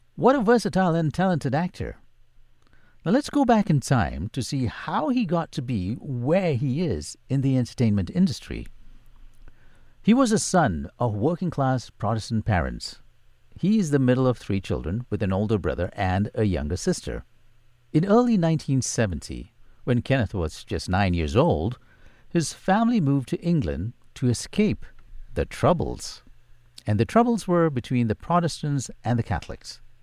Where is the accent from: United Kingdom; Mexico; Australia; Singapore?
Singapore; I don't think you can take the Singapore out of me. I grew up in the Pekio area